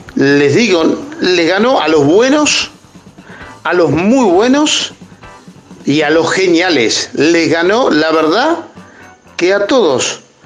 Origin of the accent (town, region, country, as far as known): Argentina